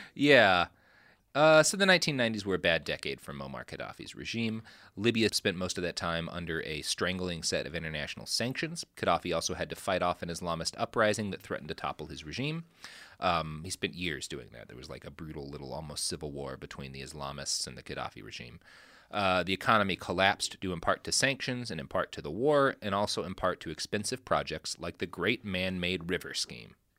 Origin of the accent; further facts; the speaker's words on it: Texas, United States; I come from Texas